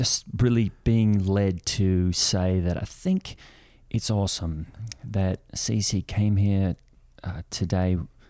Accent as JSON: {"language": "English", "country": "Australia", "said": "I'm from Australia."}